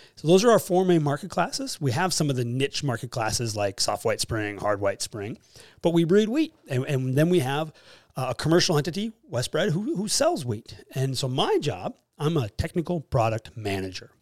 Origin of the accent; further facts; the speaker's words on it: Fargo, North Dakota, United States; also born or lived in Jamestown, North Dakota; I am from Fargo, actually North Fargo. Grew up and raised in Nor-, in South Fargo, but moved to North Fargo